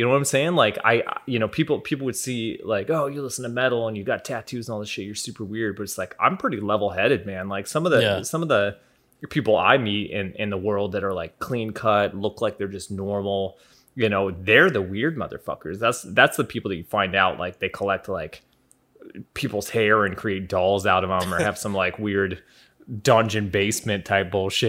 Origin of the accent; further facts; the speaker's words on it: Ireland; I am Irish, too